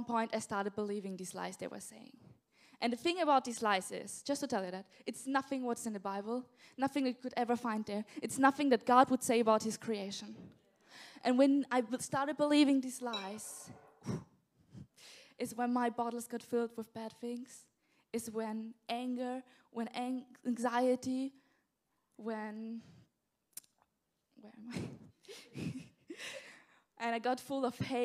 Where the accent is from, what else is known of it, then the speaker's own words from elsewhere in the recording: south of Austria, Austria; English is a second language; moved away as an adult; now in England; in Austria, I grew up in the south of Austria, and then we moved when I was about 12 years old to the east of Austria